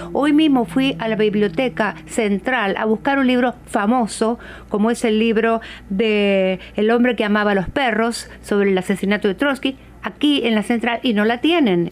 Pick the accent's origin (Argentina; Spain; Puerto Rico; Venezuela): Argentina; moved away as an adult; also born or lived in Brazil; now in Seattle, United States; yo soy de Argentina, vivo aquí en Seattle